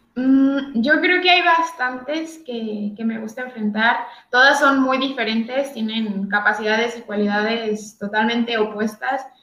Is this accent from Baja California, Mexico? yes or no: yes; Tijuana, Baja California, Mexico; moved away as an adult; also born or lived in Valencia; yo soy de Tijuana, Baja California